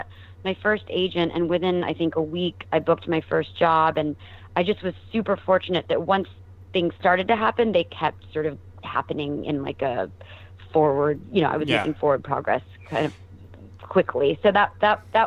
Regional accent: Arlington, Texas, United States; moved away as an adult; also born or lived in Austin, Texas; now in Los Angeles, United States; I grew up in Arlington, Texas, which is, like, mm-hmm. Dallas-Fort Worth suburb

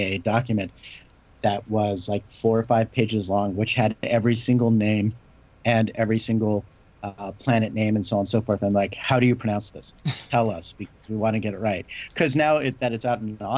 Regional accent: Southern California, United States; We grew up in the same area. We grew up in Southern California.

